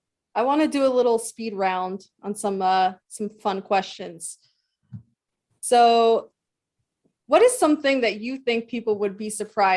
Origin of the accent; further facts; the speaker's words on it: New Jersey, United States; we both are born and raised in New Jersey